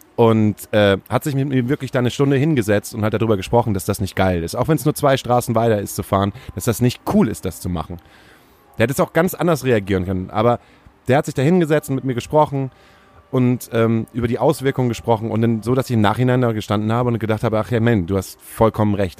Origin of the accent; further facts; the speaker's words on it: Stade, Lower Saxony, Germany; Ich komme nämlich aus Stade